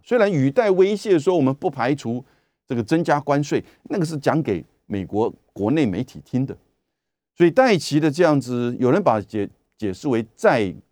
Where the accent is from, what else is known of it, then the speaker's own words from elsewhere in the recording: Taiwan; 我们台湾这边当然也就跟随了西方媒体